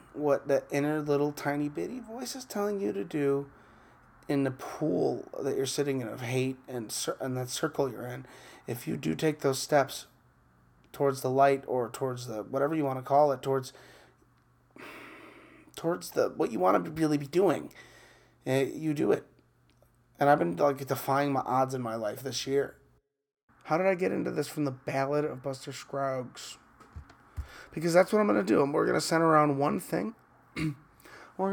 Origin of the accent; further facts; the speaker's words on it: Chicago, Illinois, United States; I grew up in the Midwest, Chicago